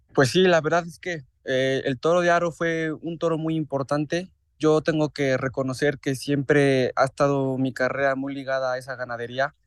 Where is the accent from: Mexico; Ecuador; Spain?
Mexico; Huamantla, Tlaxcala; la feria de Huamantla, que es mi tierra